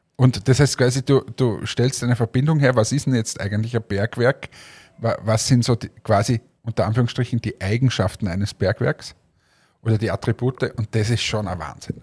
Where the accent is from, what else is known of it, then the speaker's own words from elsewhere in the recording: Austria; wir fühlen uns ja immer als der kleine Bruder von Deutschland, wir sind ja immer die Kleinen